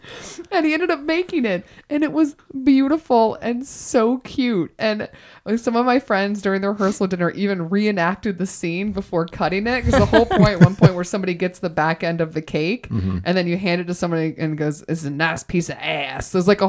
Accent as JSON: {"language": "English", "region": "Texas", "country": "United States", "tie": "born there", "said": "Well, originally, yes. I was born in Texas. So my mother's side of the family is from Texas."}